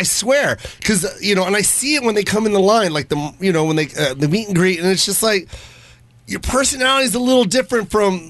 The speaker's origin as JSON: {"language": "English", "town": "Misawa", "region": "Aomori", "country": "Japan", "tie": "born or raised there", "said": "I was born in Misawa, Japan"}